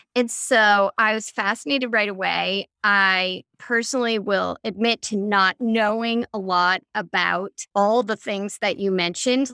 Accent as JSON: {"language": "English", "town": "Chicago", "region": "Illinois", "country": "United States", "said": "I'm from Chicago"}